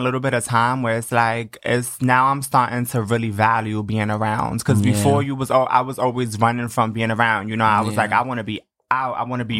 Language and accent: English; East New York, New York, United States; But yeah, no, I grew up in East New York. My father's Colombian, my mother's Dominican, so I'm really in there.